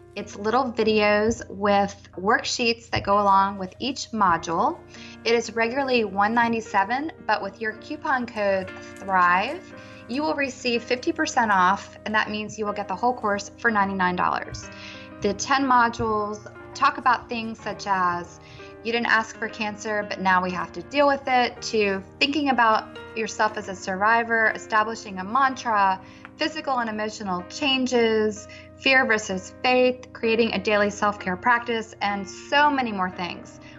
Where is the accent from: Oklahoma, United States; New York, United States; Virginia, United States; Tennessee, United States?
Virginia, United States; Richmond; I'm from Richmond